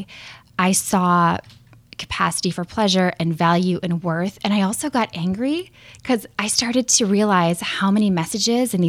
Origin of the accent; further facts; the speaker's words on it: Minnesota, United States; I grew up in Minnesota